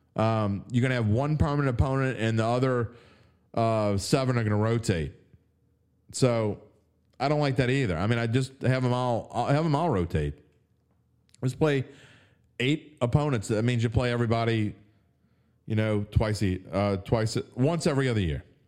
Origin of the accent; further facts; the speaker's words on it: West Bank, Louisiana, United States; I'm from the West Bank